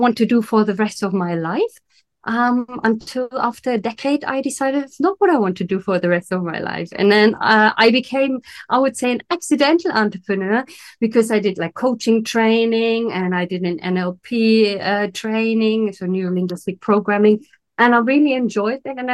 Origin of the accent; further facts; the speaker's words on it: Berlin, Germany; now in Italy; I had an amazing childhood in Germany. So I'm originally from Berlin